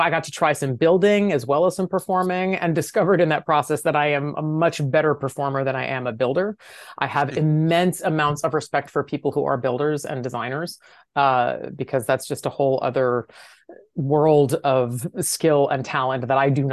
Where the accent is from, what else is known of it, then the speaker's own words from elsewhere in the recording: Connecticut, United States; I grew up in Connecticut